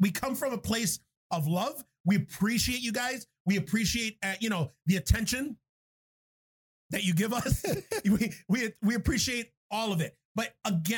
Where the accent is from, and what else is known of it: New York City, New York, United States; born or raised there; now in Buffalo, United States